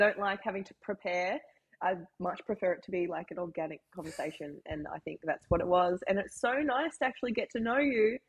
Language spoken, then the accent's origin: English; Australia; I am Australian